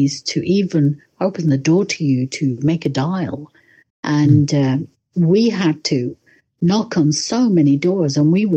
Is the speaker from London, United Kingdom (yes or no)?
yes; London, United Kingdom; moved away as an adult; also born or lived in Le Locle, Switzerland; now in Switzerland; I'm from London.